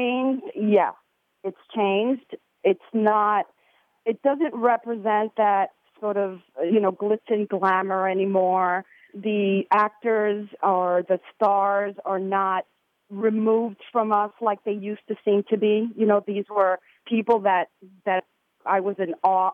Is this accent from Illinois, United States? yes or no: no; New York City, New York, United States; I grew up in the New York City area.